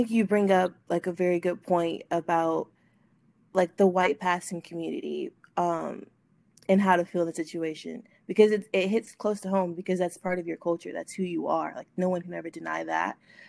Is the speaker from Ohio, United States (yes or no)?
no; Texas, United States; moved away as an adult; now in Louisiana, United States; young, 23, just graduated college, and I live in the South. I'm originally from Texas, but I've been spending the last 2 years in Louisiana while I was at school.